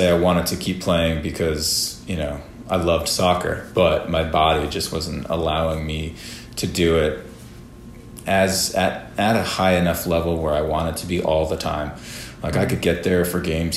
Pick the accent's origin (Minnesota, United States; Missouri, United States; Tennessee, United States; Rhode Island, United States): Rhode Island, United States; moved away; growing up in Rhode Island, a bunch of my family still living there